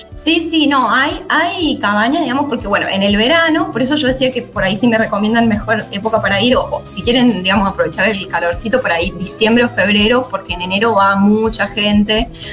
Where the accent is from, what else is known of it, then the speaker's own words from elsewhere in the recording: San Luis, Argentina; moved away as an adult; now in Santa Fe, Argentina; soy de San Luis, sí, y vivo en la ciudad de Santa Fe hace ya dos años más o menos